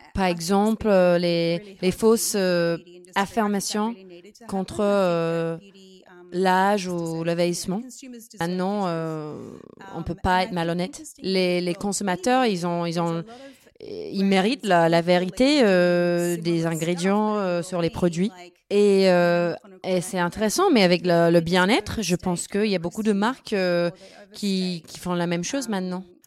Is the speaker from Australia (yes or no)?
yes; Australia